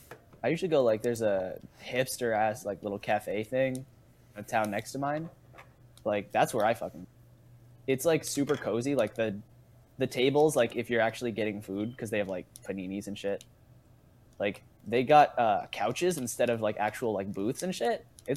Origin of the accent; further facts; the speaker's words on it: Massachusetts, United States; me and Saad are the only Massachusetts folk.